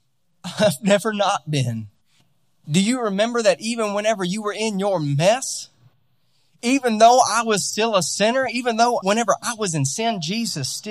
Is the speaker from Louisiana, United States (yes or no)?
yes; Louisiana, United States; also born or lived in California; now in Utah, United States; we're out in Utah now, and I'm from Louisiana originally